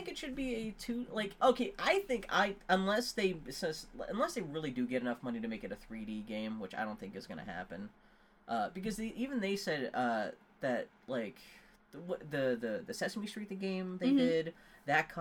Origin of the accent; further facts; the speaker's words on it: Pittsburgh, Pennsylvania, United States; moved away; I'm from Pittsburgh, Pennsylvania, more a white trash neighborhood